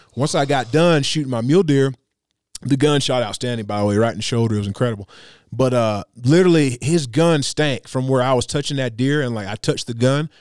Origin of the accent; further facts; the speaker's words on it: Tennessee, United States; moved away as an adult; now in Colorado, United States; growing up in Tennessee